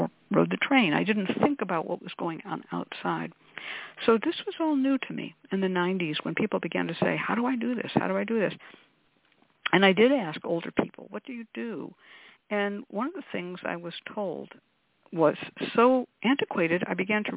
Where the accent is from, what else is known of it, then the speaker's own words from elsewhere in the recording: California, United States; I grew up in California